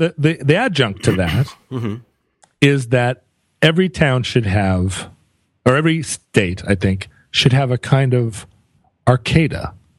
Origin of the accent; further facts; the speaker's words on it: United States; Well, you know, I grew up on Capitol Hill here, where a lot of the people I knew and some of the people that I was in relationships with were also in the sex trades.